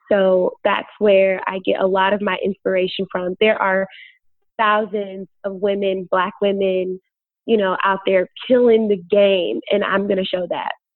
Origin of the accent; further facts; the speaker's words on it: Chicago, Illinois, United States; moved away as an adult; now in Los Angeles, United States; I was born and bred in Chicago.